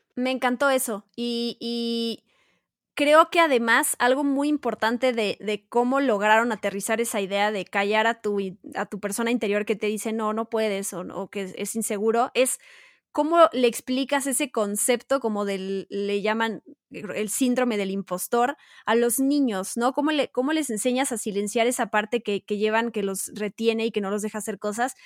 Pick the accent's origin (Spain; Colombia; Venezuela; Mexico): Mexico; Nosotros, siendo mexicanos